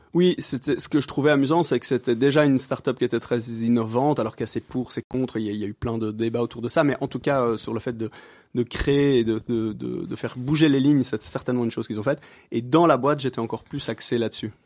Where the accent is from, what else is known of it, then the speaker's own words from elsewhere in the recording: Brussels, Brussels-Capital Region, Belgium; j'habite euh, plus ou moins Bruxelles depuis plus ou moins toujours